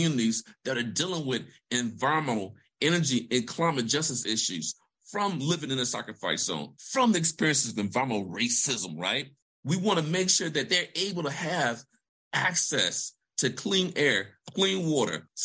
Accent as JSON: {"language": "English", "town": "Vicksburg", "region": "Mississippi", "country": "United States", "tie": "born or raised there", "said": "I'm a son of Mississippi. I'm from Vicksburg, Mississippi. So I'm a country boy from Vicksburg, Mississippi"}